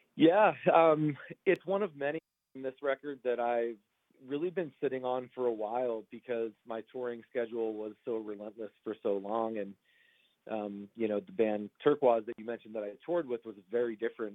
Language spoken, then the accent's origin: English; Roslyn, New York, United States; now in Los Angeles, United States; I'm from uh, Long Island, New York originally, but I live out here in uh, Los Angeles now.